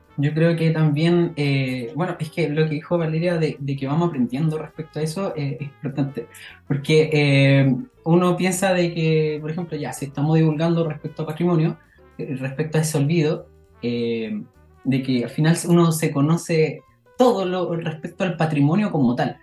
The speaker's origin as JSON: {"language": "Spanish", "country": "Chile", "said": "como chilenos"}